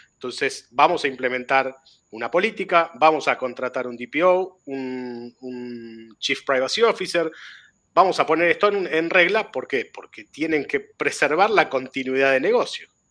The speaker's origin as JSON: {"language": "Spanish", "country": "Argentina"}